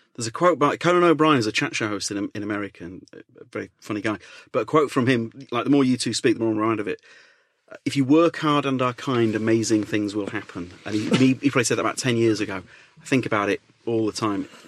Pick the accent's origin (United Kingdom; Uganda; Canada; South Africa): United Kingdom; Leeds, Yorkshire and the Humber; moved away; I'm from Leeds originally